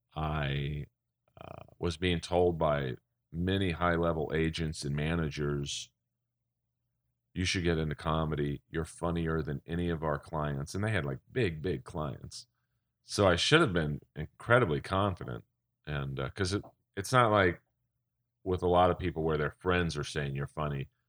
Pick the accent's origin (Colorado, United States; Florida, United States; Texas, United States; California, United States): California, United States; Los Angeles; I'm actually born and raised in Los Angeles